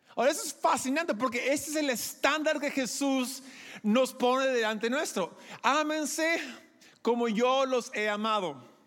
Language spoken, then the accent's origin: Spanish; Peru; quizás soy gringo por fuera, pero por dentro soy más peruano que Atahualpa. ¿Ya? Yo crecí aquí, soy producto peruano